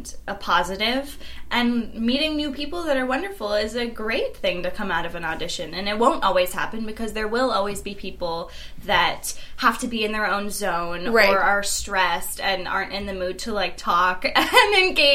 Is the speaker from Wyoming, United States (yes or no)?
no; California, United States; also born or lived in Normal, Illinois; now in New York, United States; I was born in Illinois, and I moved to California in the first grade, and so I've lived there ever since